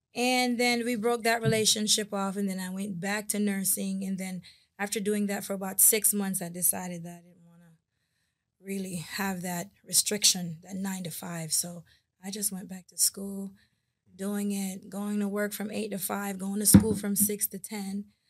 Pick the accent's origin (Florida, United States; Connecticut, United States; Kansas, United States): Florida, United States; West Palm Beach; also born or lived in Spanish Town, Jamaica / Port Morant, Jamaica; I then came to West Palm Beach and grew up here for the last thirty-two years.